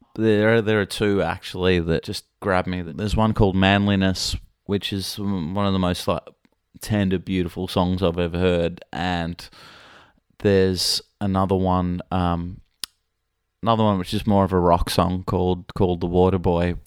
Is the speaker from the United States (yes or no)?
no; Australia; a kid growing up in Australia